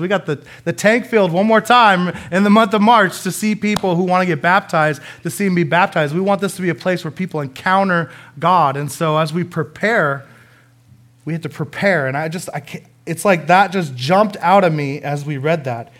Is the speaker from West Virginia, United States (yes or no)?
no; Coeur d'Alene, Idaho, United States; I'm from Coeur d'Alene, Idaho